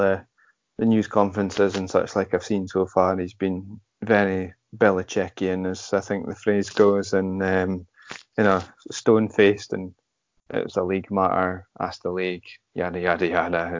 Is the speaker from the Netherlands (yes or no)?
no; United Kingdom; we're British